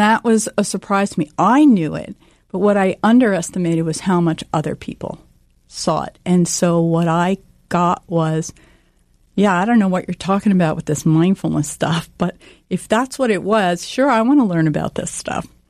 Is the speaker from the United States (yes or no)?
yes; New Jersey, United States; I grew up here in New Jersey